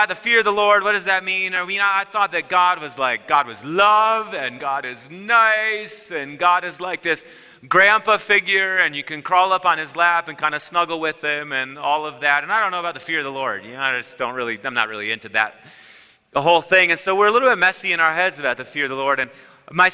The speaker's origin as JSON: {"language": "English", "region": "Wisconsin", "country": "United States", "said": "I'm from Wisconsin"}